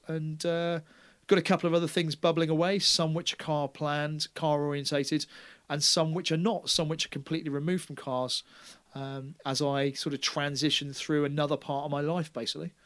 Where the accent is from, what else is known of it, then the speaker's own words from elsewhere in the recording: Taunton, South West England, United Kingdom; they were like, "Where are you from?" And I went, "Taunton."